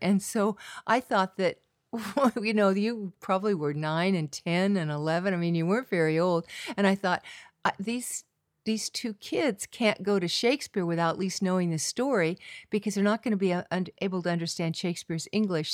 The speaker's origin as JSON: {"language": "English", "region": "California", "country": "United States", "tie": "born or raised there", "also_born_or_lived": "New York City / Washington, D.C.", "said": "I am from California, Golden Coastal Hills, oak trees, fields of lupin and poppies"}